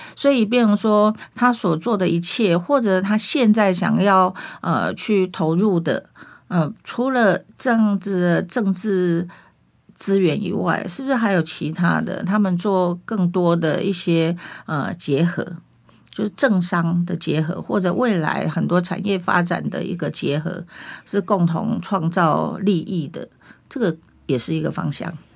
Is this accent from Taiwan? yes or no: yes; Taiwan; 我们台湾人民